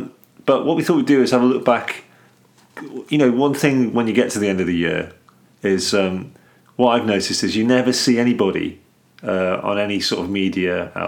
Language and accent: English; England, United Kingdom; Because we're English.